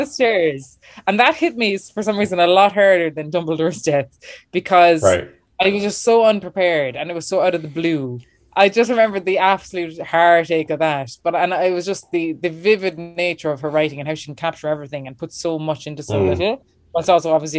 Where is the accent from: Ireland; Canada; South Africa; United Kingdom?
Ireland; Clonakilty, Munster; moved away; also born or lived in Dublin / New York; I'm from West Cork, Clonakilty, home and famous for our black pudding.